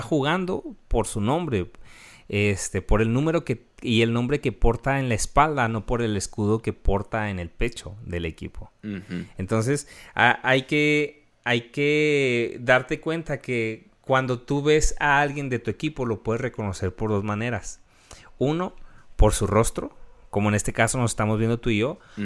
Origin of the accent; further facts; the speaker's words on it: Mexico; nosotros como mexicanos